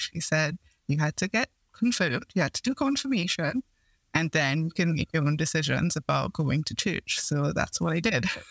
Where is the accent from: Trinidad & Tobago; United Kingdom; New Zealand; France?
Trinidad & Tobago; I grew up in Trinidad and Tobago in the Caribbean